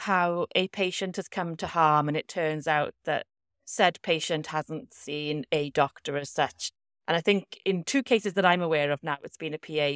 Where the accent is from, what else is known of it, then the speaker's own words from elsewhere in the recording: Welsh, Wales, United Kingdom; a Welsh values girl myself